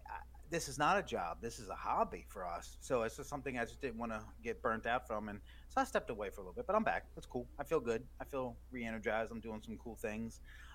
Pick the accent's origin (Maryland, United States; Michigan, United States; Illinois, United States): Maryland, United States; now in Myrtle Beach, United States; growing up in Maryland